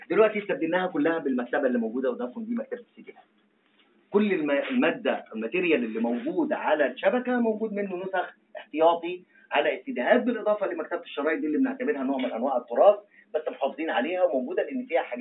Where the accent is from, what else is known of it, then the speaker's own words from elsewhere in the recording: Egypt; احنا عندنا في مصر